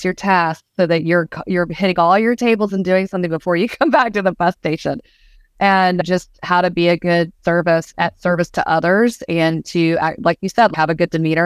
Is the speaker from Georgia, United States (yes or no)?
yes; Georgia, United States; I grew up in the South